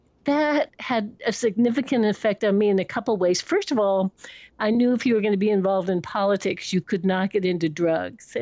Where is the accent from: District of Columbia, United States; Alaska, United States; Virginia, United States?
District of Columbia, United States; Washington; moved away; also born or lived in Connecticut / San Francisco; I was born in George Washington Hospital in Washington, D.C.